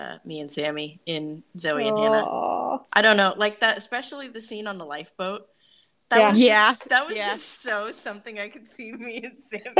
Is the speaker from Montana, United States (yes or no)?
no; Southern California, United States; moved away; also born or lived in New York; we are both from Southern California originally, but we also both lived in New York for a while.